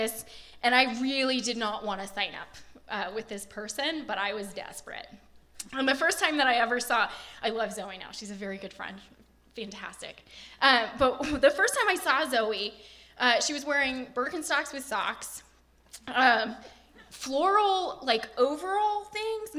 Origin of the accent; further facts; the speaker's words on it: Portland, United States; I'm from Portland.